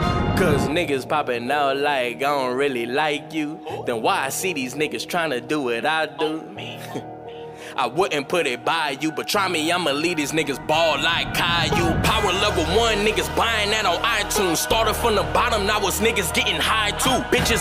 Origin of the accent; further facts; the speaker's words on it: Minnesota, United States; Soundset's a Minnesota thing with the largest crowd. And I'm from Minnesota, so I had to hold it down.